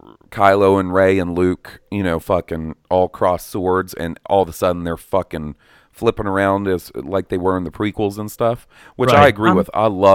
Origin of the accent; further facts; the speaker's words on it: Gothenburg, Västra Götaland, Sweden; English is a second language; since I'm Swedish, I do have some knowledge about the genre. I have a lot of metalhead friends, and I'm from Gothenburg